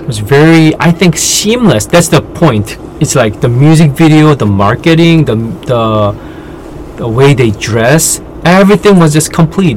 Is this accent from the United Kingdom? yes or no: no; South Korea; born and raised in Korean culture